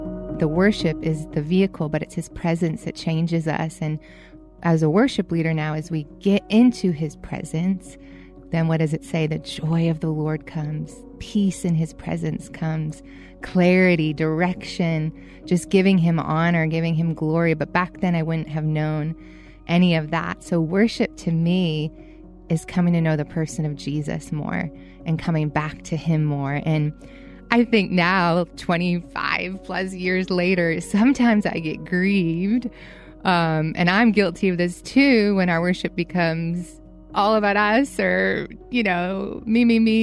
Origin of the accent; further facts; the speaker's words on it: Boston, Massachusetts, United States; Growing up in Boston